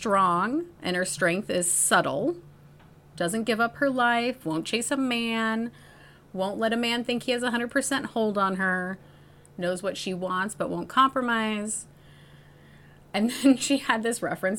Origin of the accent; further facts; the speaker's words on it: Iowa, United States; my Iowa roots